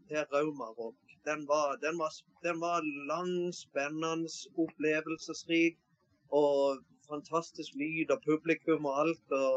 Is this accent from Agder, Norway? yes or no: yes; Mandal, Agder, Norway; now in Flekkefjord, Norway; Nei, jeg, er egentlig fra Mandal.